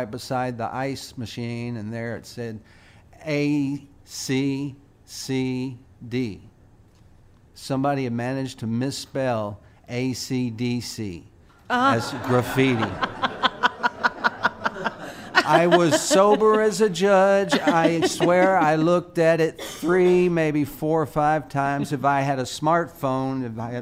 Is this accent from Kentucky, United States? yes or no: yes; Madisonville, Kentucky, United States; also born or lived in Sturgis, Kentucky / West Paducah, Kentucky; now in Nashville, United States; born and raised in Western Kentucky, born in Sturgis